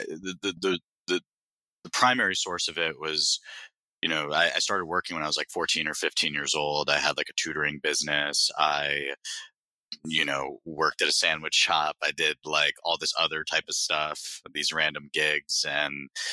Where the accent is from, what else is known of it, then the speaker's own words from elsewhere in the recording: Broward County, South Florida, United States; moved away as an adult; also born or lived in New York; born and raised in South Florida in Broward County, which is just north of Miami